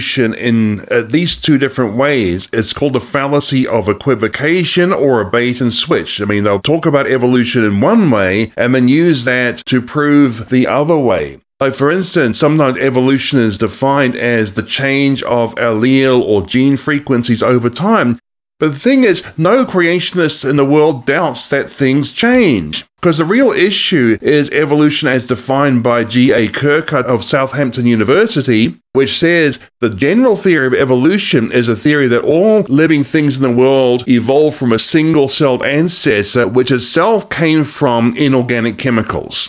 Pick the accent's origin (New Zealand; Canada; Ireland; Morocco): New Zealand; moved away as an adult; also born or lived in Australia; now in United States; I'm from New Zealand and Australia, but I have lived in this country for 9 years